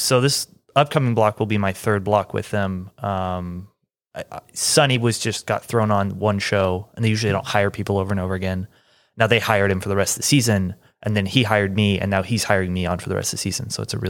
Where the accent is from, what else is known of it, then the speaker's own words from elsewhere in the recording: Kansas City, Missouri, United States; now in Atlanta, United States; I grew up in Kansas City.